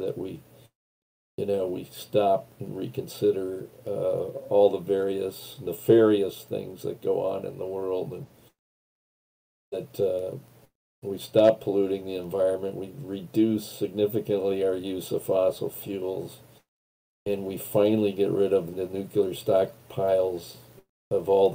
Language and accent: English; Western Dakota, North Dakota, United States; now in Minneapolis, United States; where I grew up out in Western Dakota